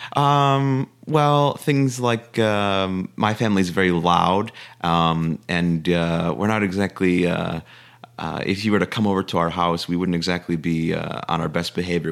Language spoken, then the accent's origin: English; Chicago, Illinois, United States; moved away as an adult; also born or lived in Virginia; originally born and raised in Chicago